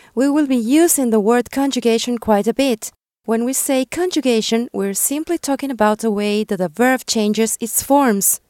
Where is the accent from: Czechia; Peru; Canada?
Peru; first language Spanish; English is a second language; I'm from Peru